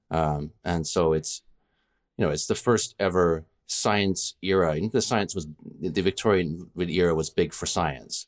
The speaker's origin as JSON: {"language": "English", "country": "Canada", "also_born_or_lived": "United Kingdom", "said": "I'm Canadian"}